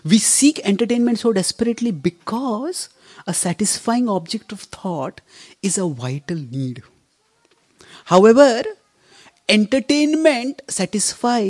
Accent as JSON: {"language": "English", "country": "India", "said": "I come from India. India is a cricket mad country."}